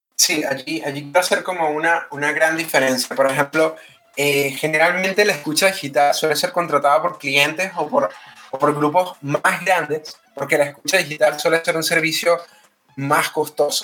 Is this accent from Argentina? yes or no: no; Venezuela; now in Chile; soy venezolano, estoy radicado en Chile